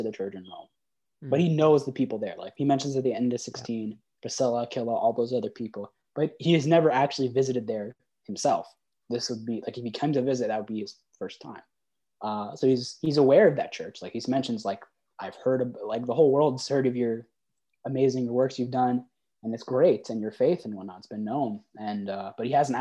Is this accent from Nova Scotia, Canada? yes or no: no; Manitoba, Canada; moved away; I'm originally from Manitoba